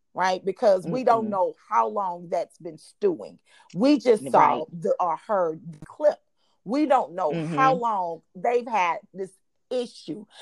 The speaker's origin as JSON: {"language": "English", "town": "Dallas", "region": "Texas", "country": "United States", "said": "I'm from Dallas, honey."}